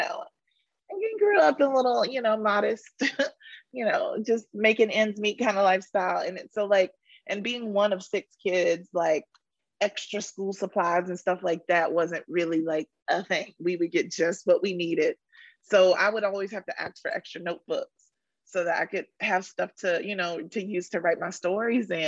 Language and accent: English; Rocky Mount, North Carolina, United States; moved away; I am from Rocky Mount, North Carolina, M-O-U-N-T, Mount, not Mountain, Mount.